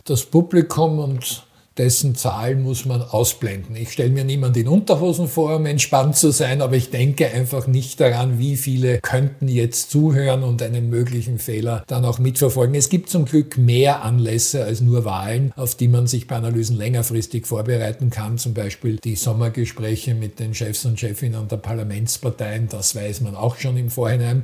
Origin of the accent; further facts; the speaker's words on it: Austria; wir als Österreicher